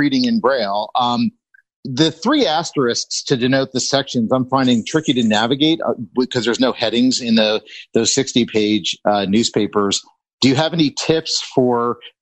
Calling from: Ann Arbor, Michigan, United States; Calling from Ann Arbor, Michigan

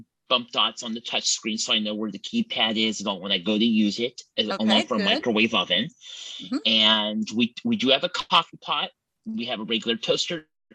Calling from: Templeton, California, United States; Good, and I come to you from Templeton, California.

